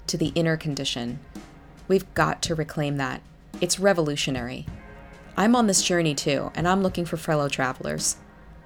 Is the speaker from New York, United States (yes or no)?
yes; New York City, New York, United States; I grew up in New York City